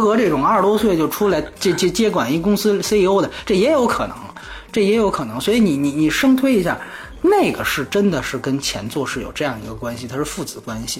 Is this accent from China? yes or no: yes; China